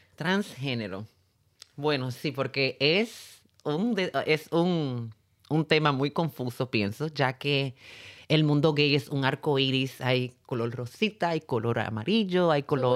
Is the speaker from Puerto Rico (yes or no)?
yes; San Juan, Puerto Rico; yo me crié en Puerto Rico